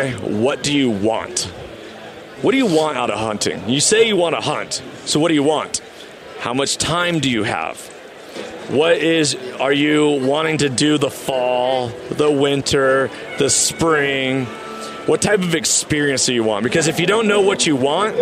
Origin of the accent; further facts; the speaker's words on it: Washington, United States; in Washington, that's my home state